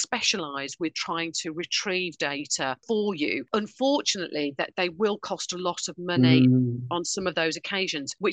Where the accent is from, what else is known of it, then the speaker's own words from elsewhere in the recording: Birmingham, West Midlands, United Kingdom; accent: Brummie; my Brummie accent